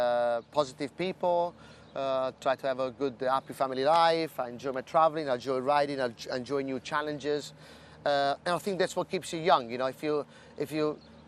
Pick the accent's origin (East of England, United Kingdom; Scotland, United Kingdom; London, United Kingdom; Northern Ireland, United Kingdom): East of England, United Kingdom; Newmarket; I'm from Newmarket